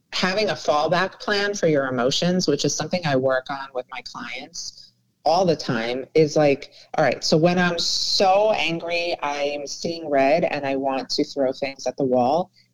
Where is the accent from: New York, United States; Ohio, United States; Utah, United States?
New York, United States; moved away as an adult; now in Miami, United States; my New York friends